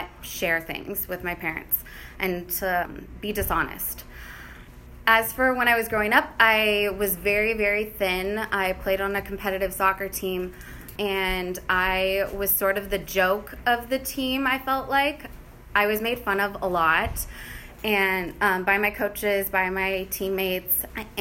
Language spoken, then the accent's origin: English; Bay Area, California, United States; moved away; I grew up in the Bay Area